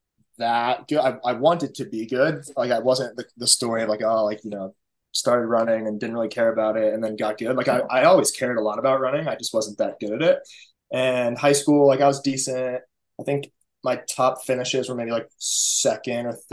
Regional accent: Scottsdale, Arizona, United States; moved away as an adult; also born or lived in Boulder, Colorado; now in Baltimore, United States; I'm from Arizona originally, which, funny enough, that's where I am now. I'm doing altitude camp up in Flagstaff with the team. But I'm from the Valley, grew up in Scottsdale

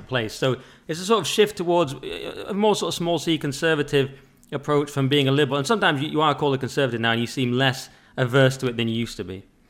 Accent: England, United Kingdom; I was raised English, you know, we just thought we were English

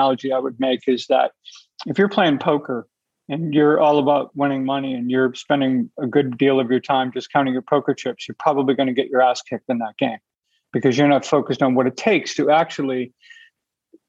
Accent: Boston, Massachusetts, United States; I'm from Boston

